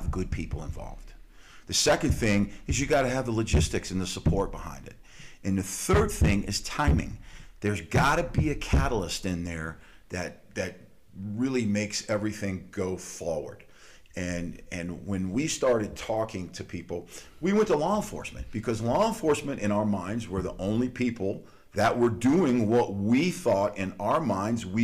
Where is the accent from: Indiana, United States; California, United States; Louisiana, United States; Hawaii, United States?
Louisiana, United States; moved away as an adult; also born or lived in Tallahassee, Florida; I'm originally from Louisiana